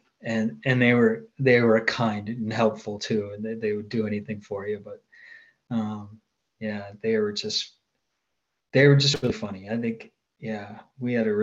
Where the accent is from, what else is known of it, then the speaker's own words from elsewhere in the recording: Duluth, Minnesota, United States; accent: Minnesota; moved away as an adult; coming from Duluth